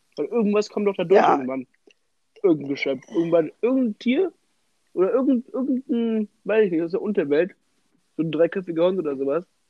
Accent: Germany; bei uns in Deutschland

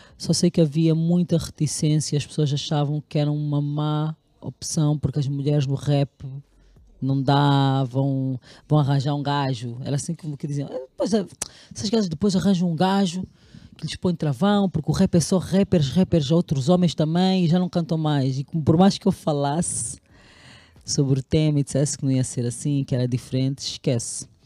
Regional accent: Caconda, Huíla, Angola; moved away; also born or lived in Lobito, Angola / Luanda, Angola; sou natural de Caconda e do Bucóio.

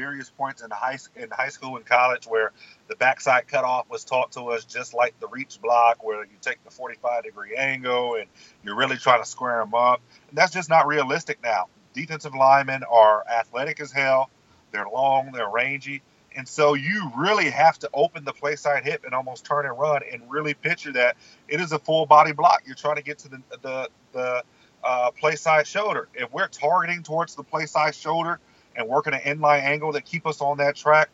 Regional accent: Southern California, United States; now in Texas, United States; We grew up in Southern California

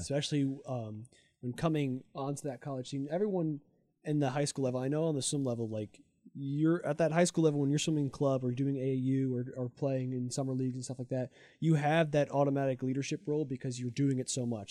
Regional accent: New Jersey, United States; I'm from, like, North Jersey, so forty-five minutes away

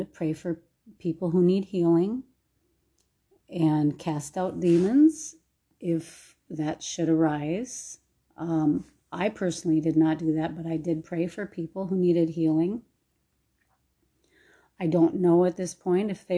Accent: Minnesota, United States; moved away; I'm actually in my hometown in Minnesota, visiting some family.

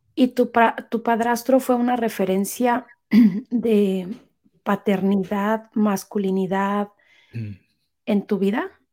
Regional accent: Mexico City, Mexico; now in United States; los chilangos somos maravillosos

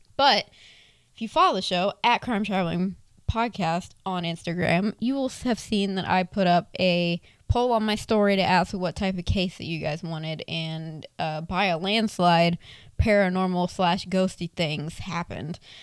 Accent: Florida, United States; I was born and raised in Florida

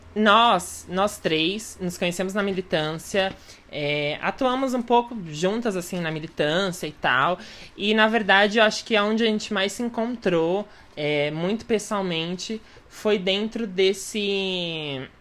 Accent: São Paulo, Brazil; nascida e crescida assim no centro de São Paulo

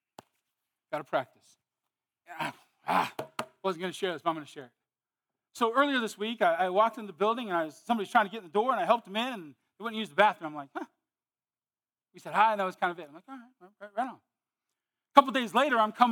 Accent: Modesto, California, United States; moved away; I was from California, Modesto.

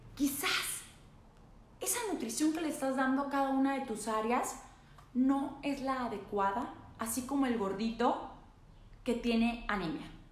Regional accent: northern Mexico, Mexico; soy norteña

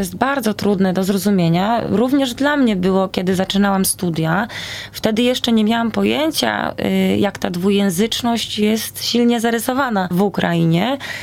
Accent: Poland; tutaj jestem z Polski, znam tylko ukraiński

